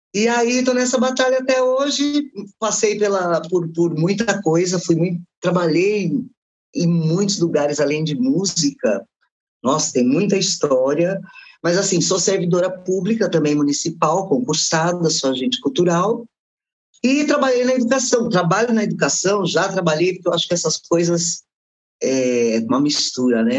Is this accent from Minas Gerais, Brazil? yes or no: no; Guarulhos, São Paulo, Brazil; also born or lived in Lucélia / Fernandópolis; Cheguei com oito anos. Faz mais de 30 que eu estou aqui. Né? Uhum. Quer dizer, sou mais guarulhense do que é luceliense